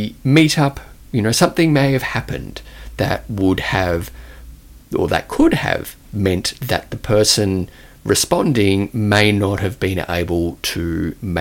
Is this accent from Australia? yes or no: yes; Australia; accent: Australian; my Australian accent